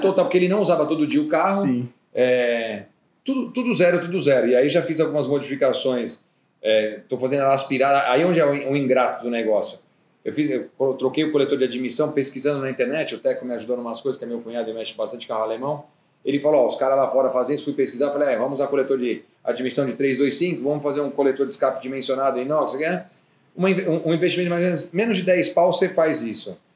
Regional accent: Brazil; por ser brasileiro

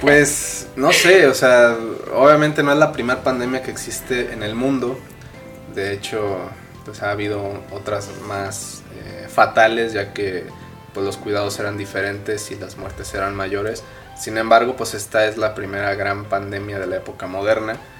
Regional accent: Mexico; así somos los mexicanos

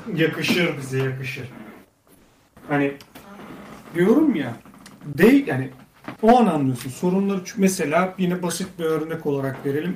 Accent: Göynük, Bolu Province, Turkey; benim memleketim Bolu Göynük, Bolu Göynük

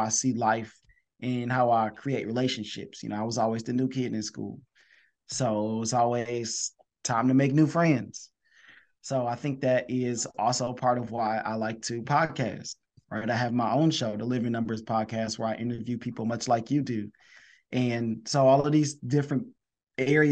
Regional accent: Detroit, Michigan, United States; I'm from Detroit, Michigan

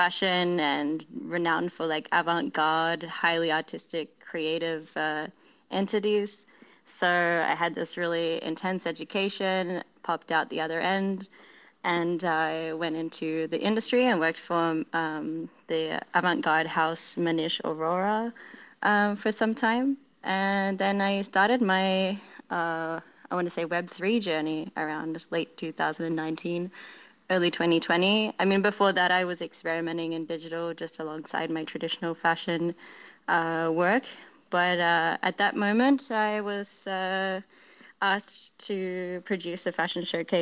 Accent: Australia; I am Australian

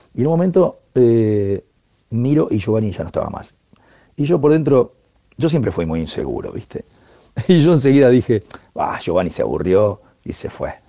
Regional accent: Argentina; soy un percusionista argentino

